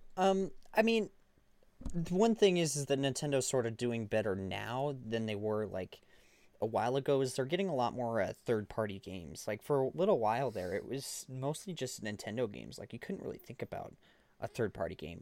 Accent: Montana, United States; we're from Montana

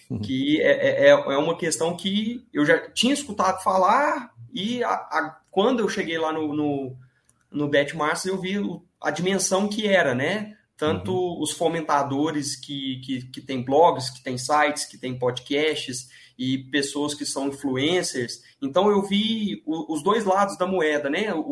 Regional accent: Divinópolis, Minas Gerais, Brazil; sou de Minas Gerais, é {S0} Minas uma cidade perto de {S1} Belo Horizonte, chama Divinópolis, a minha cidade.

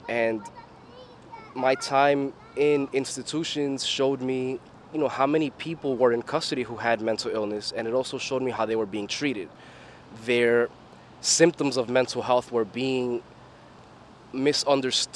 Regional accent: New York City, New York, United States; I'm from Flushing, Queens, born and raised

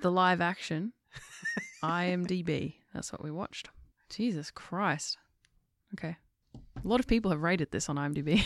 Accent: England, United Kingdom; I'm English

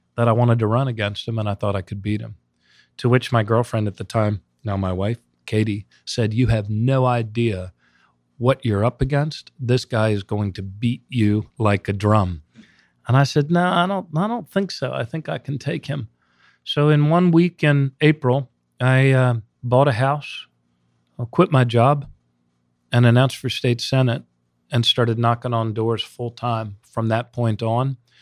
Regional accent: Montgomery County, Maryland, United States; also born or lived in Baltimore, Maryland; this Montgomery County kid who grew up in the Washington suburbs

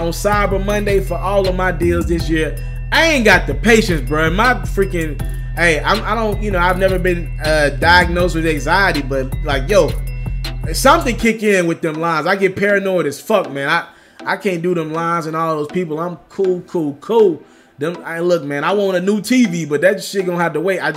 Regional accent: Memphis, Tennessee, United States; I'm from Memphis

